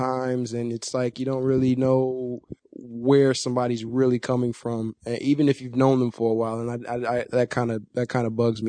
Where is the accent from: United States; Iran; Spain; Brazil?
United States; Chicago, Illinois; moved away as an adult; now in Los Angeles, United States; I am coming from Chicago, Illinois, the south side of Chicago. Born and raised. Came out here about 5 years ago.